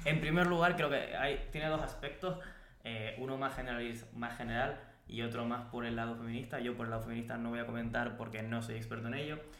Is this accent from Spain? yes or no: yes; Spain; nosotros como pueblo español